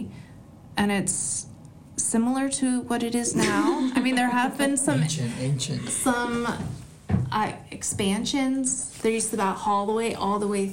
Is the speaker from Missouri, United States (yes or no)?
no; Angwin, California, United States; also born or lived in Irvine; I was born and raised in Angwin.